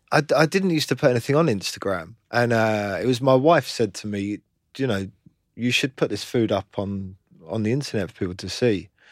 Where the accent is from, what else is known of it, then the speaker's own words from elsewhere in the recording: London, United Kingdom; I grew up in London.